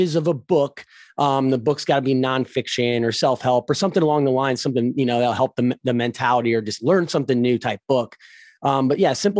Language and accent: English; Ohio, United States; I'm from Ohio. So our weather is actually some of the worst in the United States